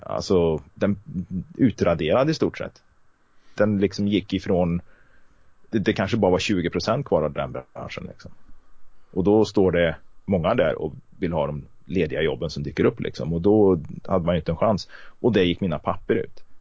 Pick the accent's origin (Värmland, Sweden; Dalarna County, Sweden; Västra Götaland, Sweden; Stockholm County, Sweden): Värmland, Sweden; Karlstad; moved away as an adult; now in Kristinehamn, Sweden; Jag är uppväxt i Karlstad